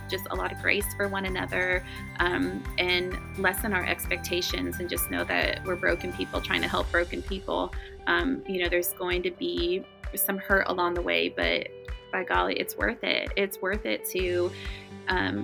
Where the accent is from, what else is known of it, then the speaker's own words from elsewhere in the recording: Kansas City, United States; my whole life. I love it here. My whole life. Born and raised.